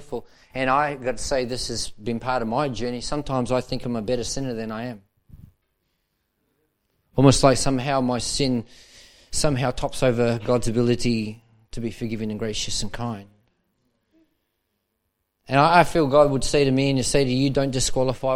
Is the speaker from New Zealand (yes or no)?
yes; Manukau, Auckland, New Zealand; moved away as an adult; now in Melbourne, Australia; I was involved in the church life there in Manukau. And then at 19 and a half, we moved as a family to Melbourne, Australia